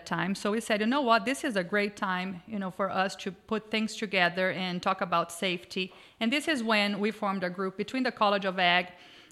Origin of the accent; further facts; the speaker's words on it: Brazil; moved away; I grew up riding horses in Brazil, working cattle with, ranch horses all my life.